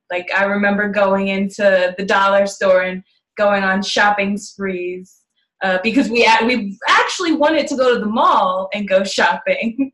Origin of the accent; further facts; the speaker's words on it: New York, United States; we're from New York